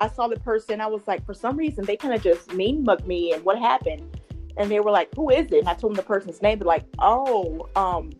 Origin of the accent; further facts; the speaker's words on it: Georgia, United States; also born or lived in Ohio; I moved from Ohio back home to Georgia a couple of years ago